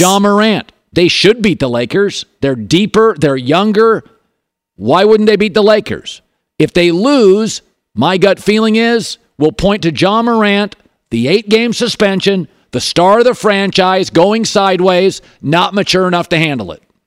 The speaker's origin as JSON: {"language": "English", "town": "Seattle", "region": "Washington", "country": "United States", "tie": "born or raised there", "moved": "yes", "lives_now": "Los Angeles, United States", "said": "Puget Sound, Seattle, my hometown"}